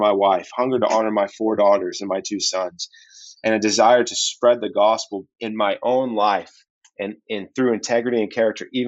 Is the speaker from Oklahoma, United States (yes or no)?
yes; Oklahoma, United States; I'm from Oklahoma